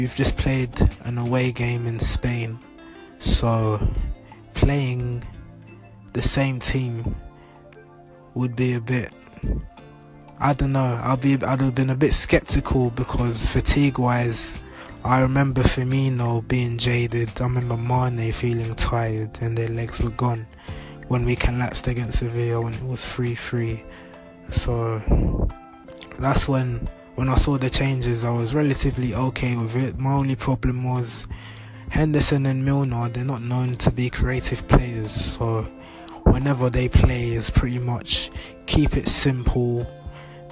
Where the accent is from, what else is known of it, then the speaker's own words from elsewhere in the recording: London, United Kingdom; I'm from London